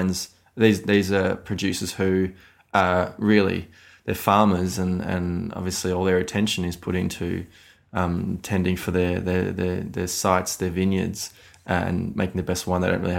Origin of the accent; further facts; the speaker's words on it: Australia; I'm Australian. This is Australian.